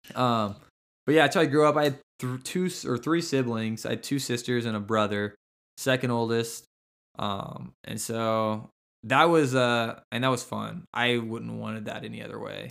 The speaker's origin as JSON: {"language": "English", "town": "Cushing", "region": "Oklahoma", "country": "United States", "tie": "born or raised there", "said": "I grew up in Cushing, Oklahoma"}